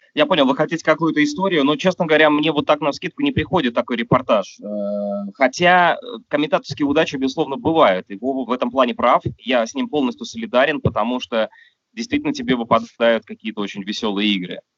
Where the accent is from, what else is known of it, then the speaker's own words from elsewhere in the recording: Russia; у меня на родине